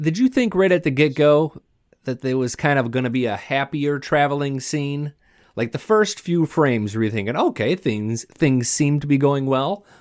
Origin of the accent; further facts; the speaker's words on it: Michigan, United States; I grew up in Michigan